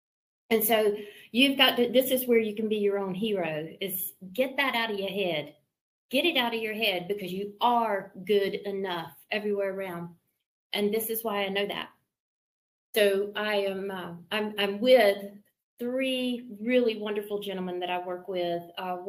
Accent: the South, United States; I'm from the South. We have door handles.

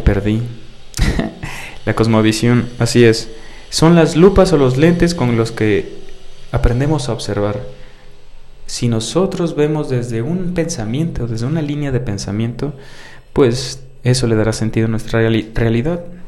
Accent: Mexico; soy mexicano y es parte de mí

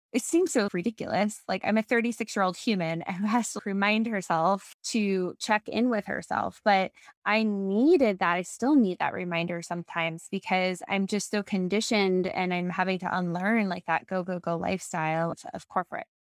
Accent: New York, United States; moved away as an adult; also born or lived in Boston / Ann Arbor, Michigan; I grew up in New York

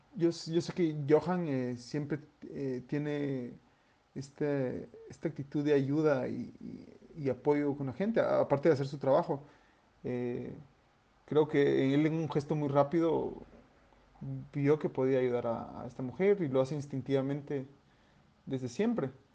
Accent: Guatemala; somos ciudadanos guatemaltecos

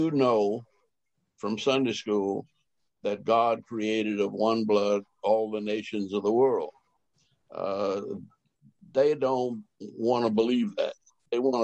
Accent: New Orleans, Louisiana, United States; I was born at Galvez and Cleveland Avenue, right in the center of New Orleans

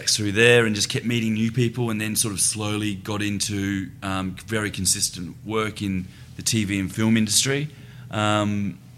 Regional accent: Adelaide, South Australia, Australia; moved away as an adult; I was born in South Australia in Adelaide, up in the hills.

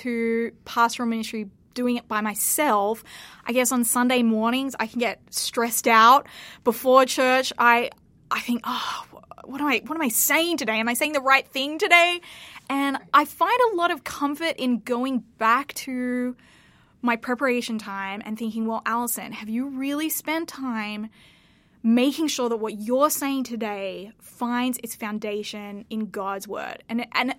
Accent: Sydney, New South Wales, Australia; now in Peabody, United States; I am originally from Sydney, Australia

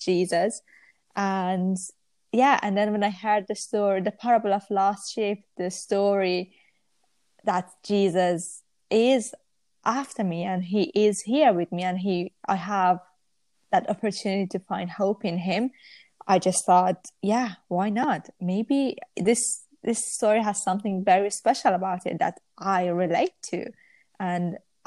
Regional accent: Iran; now in Manchester, United Kingdom; I'm from Iran originally, but I live in Manchester.

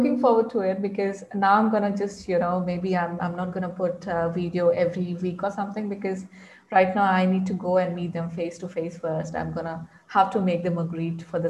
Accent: India; English is a second language; because being a girl, being in Indian society, I can feel that, you know, it feels like I'm a prisoner in my own mind.

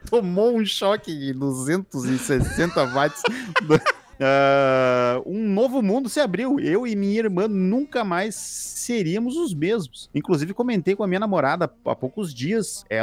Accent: Campo Grande, Mato Grosso do Sul, Brazil; em 96, tinha os meus 13 anos, morava em Campo Grande, Mato Grosso do Sul, minha cidade natal.

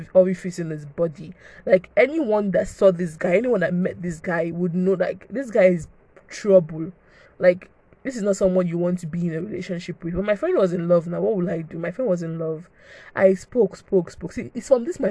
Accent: Nigeria; I'm a Nigerian girl.

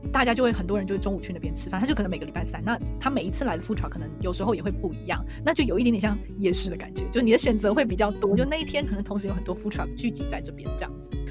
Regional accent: Taiwan; also born or lived in Taipei / Taichung; 因为我是台湾人，我从小在台湾吃小吃

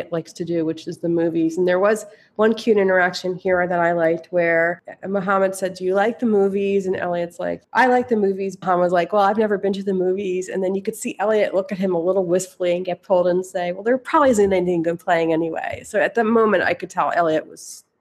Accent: Philadelphia, Pennsylvania, United States; moved away; also born or lived in New York; where I grew up in Philadelphia

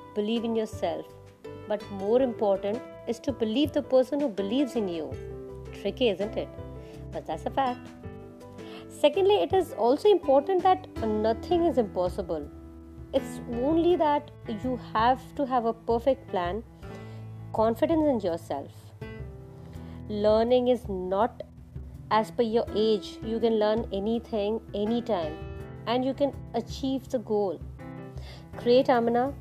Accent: Kolkata, West Bengal, India; now in Hyderabad, India; I am from Kolkata

